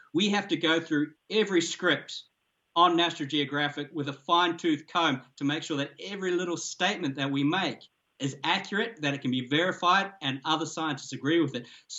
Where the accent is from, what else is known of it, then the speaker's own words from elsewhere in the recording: New Zealand; moved away as an adult; now in South Africa; I grew up in New Zealand